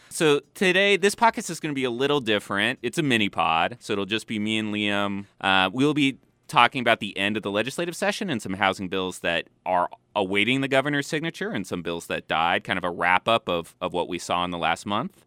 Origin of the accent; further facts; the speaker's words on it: California, United States; born and bred in California